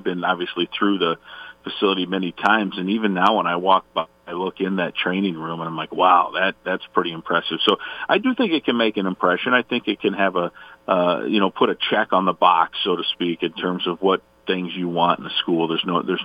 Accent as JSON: {"language": "English", "region": "Iowa", "country": "United States", "tie": "born or raised there", "moved": "yes", "lives_now": "Minnesota, United States", "said": "I was growing up in Iowa"}